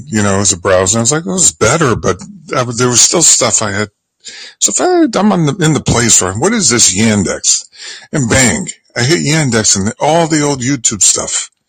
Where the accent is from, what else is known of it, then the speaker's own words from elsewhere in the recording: Bridgeport, Connecticut, United States; I came from Bridgeport, Connecticut, you know what I mean? Which Paul Newman called the armpit of America, industrial town.